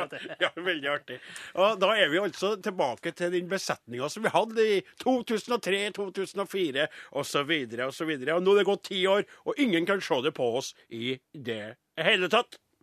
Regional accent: Trøndelag, Norway; Jeg var nordtrønder, og nå er jeg trønder.

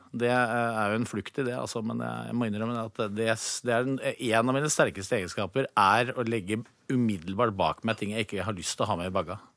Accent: Innlandet, Norway

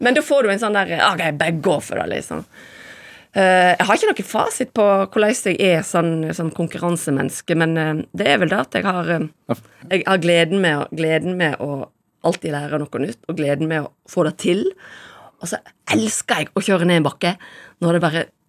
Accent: Voss, Vestland, Norway; Jeg kommer fra Voss

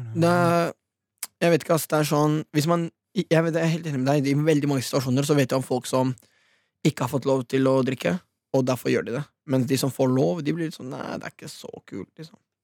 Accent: Norway; Vi er nordmenn

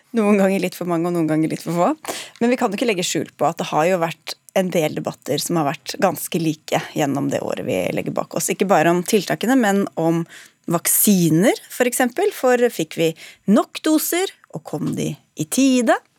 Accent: Norway; vi er jo nordmenn

